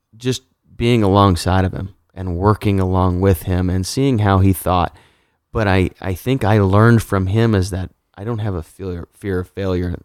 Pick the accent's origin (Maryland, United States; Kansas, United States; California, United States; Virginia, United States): Kansas, United States; I am from Kansas